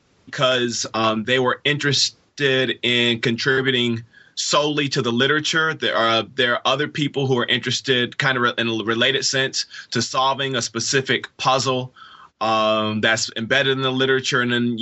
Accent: Inkster, Michigan, United States; also born or lived in Detroit; So I am a native Detroiter. I was born in Detroit. I was raised in a poor working class suburb of Detroit called Inkster.

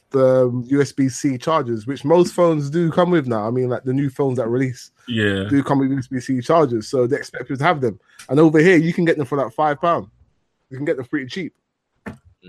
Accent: New York City, New York, United States; I'm from the Bronx.

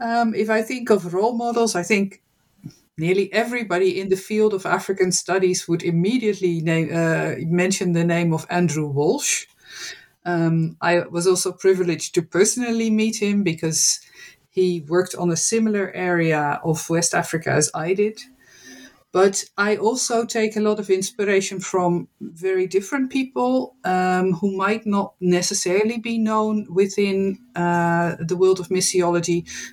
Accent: Netherlands; English is a second language; I am born and raised in the Netherlands. I studied at Utrecht University

